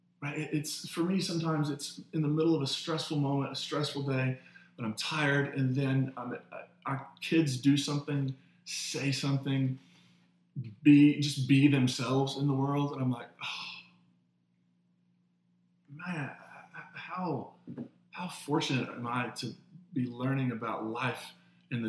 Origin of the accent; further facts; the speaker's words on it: the Bible Belt, United States; the way I was raised in the Bible Belt